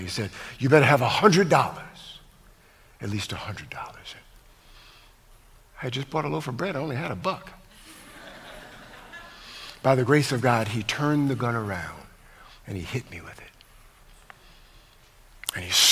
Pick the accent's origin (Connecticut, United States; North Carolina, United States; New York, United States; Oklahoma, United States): Connecticut, United States; moved away as an adult; also born or lived in Los Angeles; I'm from Connecticut